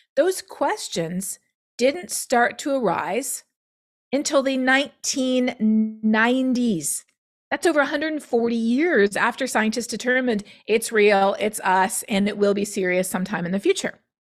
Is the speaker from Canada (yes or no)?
yes; Canada; now in United States; being Canadian is actually very important for me working in climate change in the United States